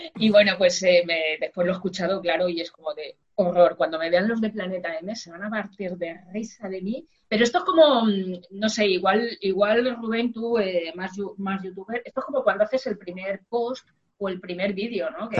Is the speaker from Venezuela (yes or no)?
no; Madrid, Community of Madrid, Spain; moved away as an adult; now in Barcelona, Spain; yo soy madrileña, ya sabéis, aunque llevo mil años viviendo en Barcelona